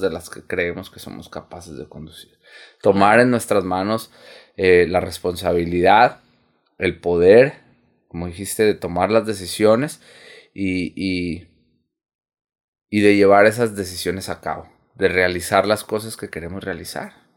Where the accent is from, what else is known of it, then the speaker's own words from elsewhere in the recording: Sonora, Mexico; nosotros, por ejemplo, somos de aquí de Sonora.